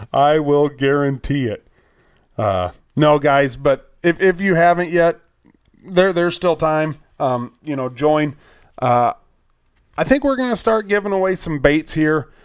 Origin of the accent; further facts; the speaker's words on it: United States; I'm, I'm from America.